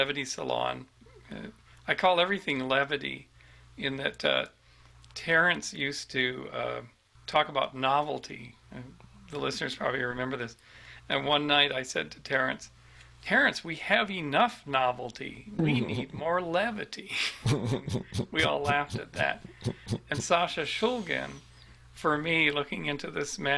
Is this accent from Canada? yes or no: yes; Vancouver, British Columbia, Canada; moved away; returning to Vancouver and Spirit Plant Medicine sometime soon, and bringing Catherine and seeing my relatives, all my hometown relatives.